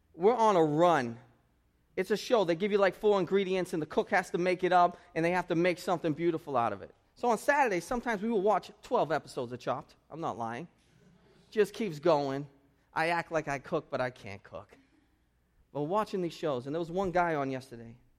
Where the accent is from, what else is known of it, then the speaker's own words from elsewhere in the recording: United States; this is how we are in American culture